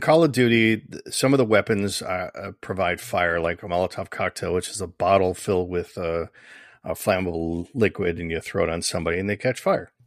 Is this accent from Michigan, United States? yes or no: yes; Michigan, United States; I'm from Michigan